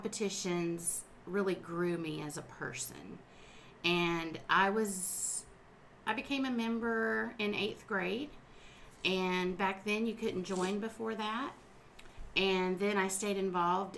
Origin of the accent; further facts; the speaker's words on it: South Lake County, Florida, United States; I'm a lifelong resident of Florida, and I was born and raised in the South Lake County area.